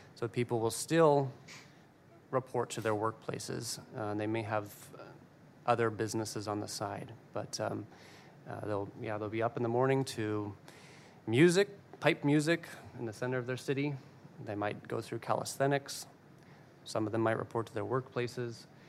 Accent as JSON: {"language": "English", "country": "United States", "said": "who I am as an American"}